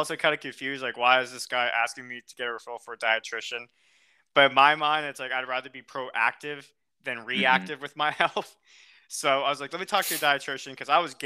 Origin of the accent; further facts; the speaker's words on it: United States; accent: American; my American accent